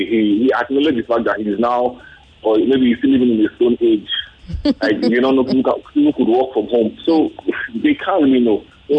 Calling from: Abuja, Federal Capital Territory, Nigeria; I'm calling from Abuja.

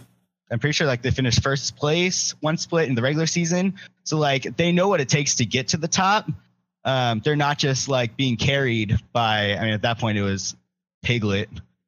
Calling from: La Mirada, California, United States; I'm calling from La Mirada, California.

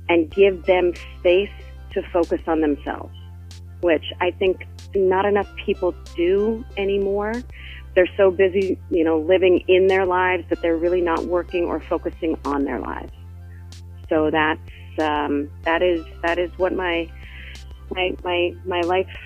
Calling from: Hoboken, New Jersey, United States; I am in Hoboken, New Jersey, which is uh, right across the river from New York City.

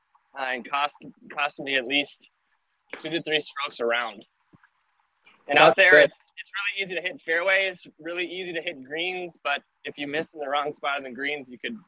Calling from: San Diego, California, United States; I'm in San Diego, California. More centrally located in Mission Valley, which is just east of downtown San Diego.

